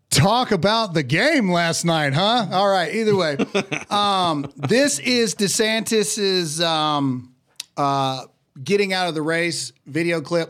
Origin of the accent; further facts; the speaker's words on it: Mississippi, United States; I come from the great redneck depravity of Mississippi